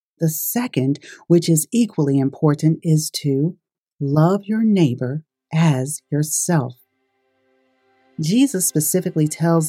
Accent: Brooklyn, New York, United States; I was raised in Brooklyn, New York

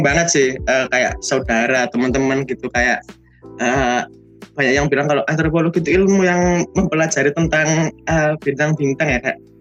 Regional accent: Surabaya, East Java, Indonesia; dari uh, Surabaya angkatan 2019

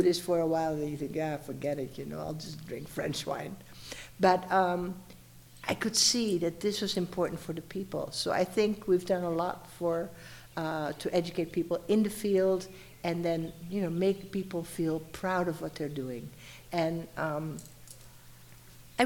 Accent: eastern Netherlands, Netherlands; moved away as an adult; also born or lived in Laguna Beach, California / El Paso, Texas / New Mexico; now in Mexico; I'm from the Netherlands, but I'm from the eastern part

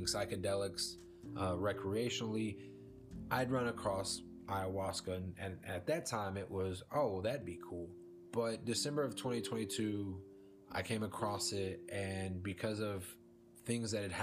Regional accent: Dallas, Texas, United States; now in East Texas, United States; I am from the Dallas-Fort Worth metroplex of Texas. That's where I grew up

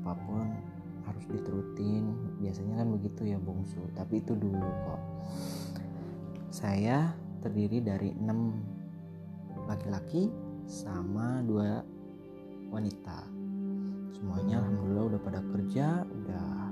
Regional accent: Bandung, West Java, Indonesia; saya dari Bandung

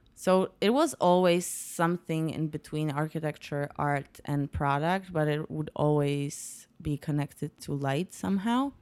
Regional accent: Poznań, Greater Poland, Poland; also born or lived in New York; I'm from Poland. I was born and raised in Poland.

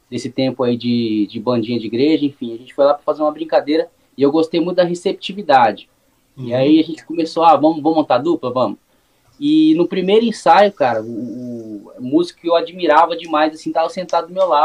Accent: Suzano, São Paulo, Brazil; Cara, eu nasci em Suzano. Hoje faz, faz um tempinho, já tô com 31 anos. Morei 26 anos aqui em Suzano.

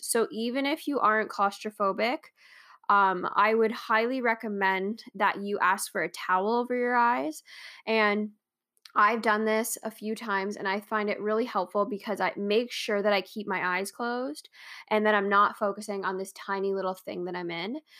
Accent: Canada

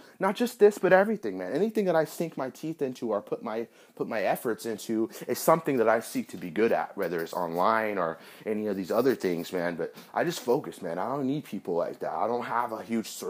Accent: Northern California, United States; I'm some guy from California, you know, Northern California, a young 23-year-old guy

